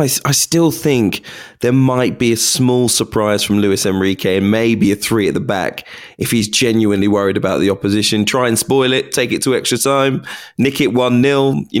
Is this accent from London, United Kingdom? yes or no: yes; Wembley, London, United Kingdom; I'm from Wembley